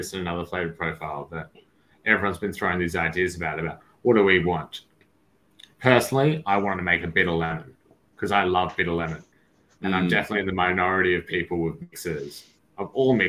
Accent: Sydney, New South Wales, Australia; moved away as an adult; also born or lived in United Kingdom; now in Melbourne, Australia; I'm in Sydney at the moment. I'm from Sydney, but I live in Melbourne.

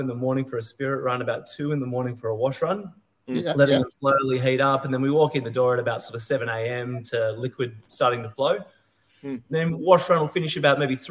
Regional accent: Hobart, Tasmania, Australia; moved away as an adult; also born or lived in Melbourne; now in Flinders Island, Australia; I grew up in Tassie. I'm from Hobart originally, sort of born and bred down there

